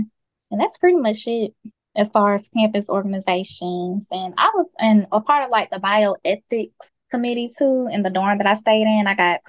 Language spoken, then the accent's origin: English; Montgomery, Alabama, United States; also born or lived in Pike Road, Alabama; I was born and raised in Montgomery, but we ended up moving out to Pike Road when I was like in elementary school. And so my upbringing was good, was raised in the church. Majority of my family is in Montgomery.